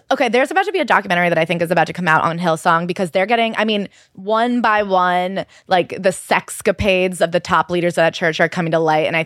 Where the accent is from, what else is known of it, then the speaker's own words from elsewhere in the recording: New York, United States; Well, as a New Yorker